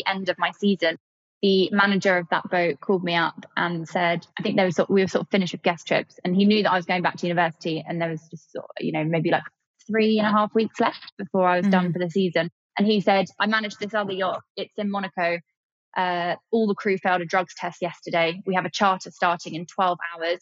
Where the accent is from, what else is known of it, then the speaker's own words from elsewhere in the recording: Kent, South East England, United Kingdom; I grew up in Kent, not near the beach